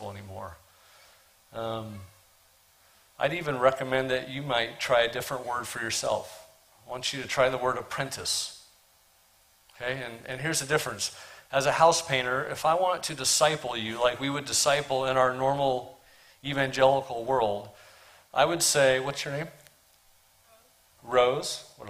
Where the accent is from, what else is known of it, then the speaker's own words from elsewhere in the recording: Portland, Oregon, United States; I'm from Portland, Oregon